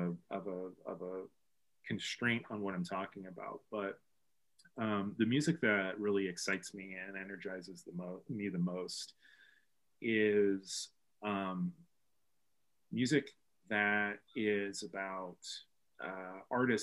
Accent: Bloomington, Illinois, United States; moved away as an adult; also born or lived in Chicago; my wife and I moved back to Bloomington Normal from Chicago in 2012.

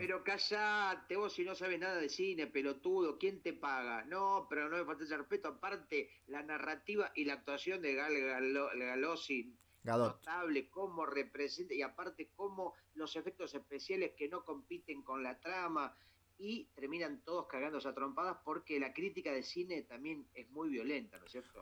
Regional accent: Argentina

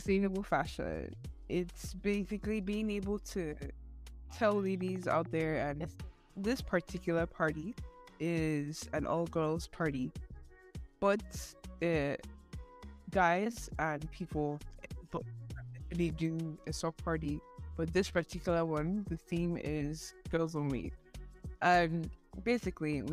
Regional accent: Nigeria; I'm Nigerian

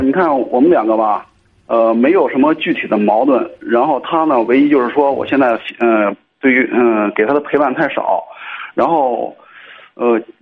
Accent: Cangzhou, Hebei, China; 我是沧州的

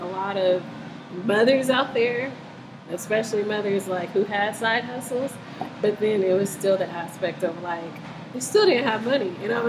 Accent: Denver, Colorado, United States; growing up in Denver, I grew up in New Hope Baptist Church.

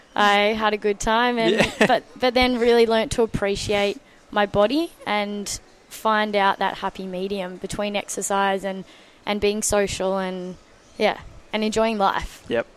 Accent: Mornington Peninsula, Victoria, Australia; I grew up on the Mornington Peninsula.

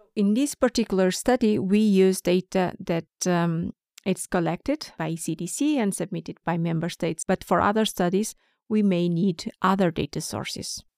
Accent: Porto, Norte, Portugal; moved away as an adult; now in Stockholm, Sweden; I'm from Porto, the second largest city in Portugal

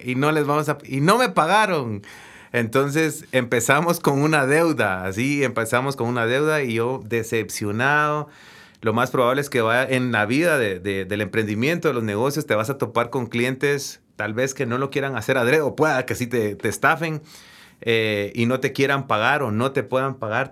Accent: Guatemala; De Guatemala

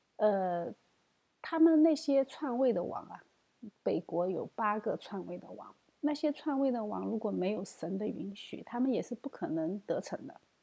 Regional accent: China; 我们中国人

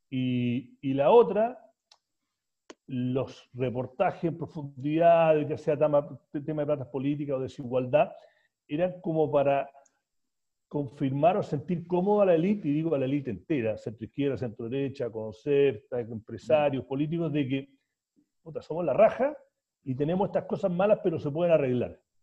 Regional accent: Chile; moved away as an adult; yo me fui de Chile por lo que pensé que iba a ser cuatro años y me quedé 26, 27 casi

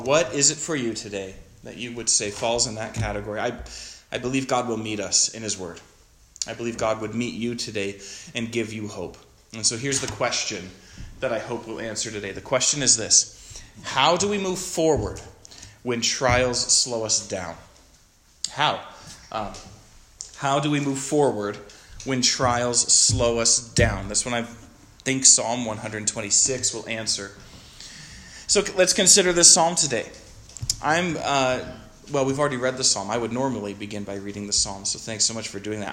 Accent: Stevensville, Montana, United States; moved away as an adult; also born or lived in Chester, Montana; now in Bozeman, United States; I was born in Chester, if anyone knows where that is, up on the High Line, and from Stevensville

